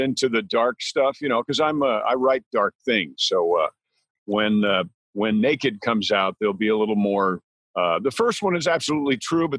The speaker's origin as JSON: {"language": "English", "region": "New York", "country": "United States", "moved": "yes", "lives_now": "Louisiana, United States", "said": "I'm from New York, New York State."}